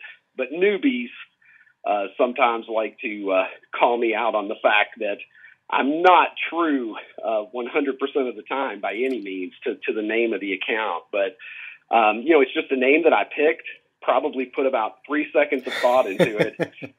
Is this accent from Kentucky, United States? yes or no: yes; Horse Cave, Kentucky, United States; I am from the metropolis of Horse Cave, Kentucky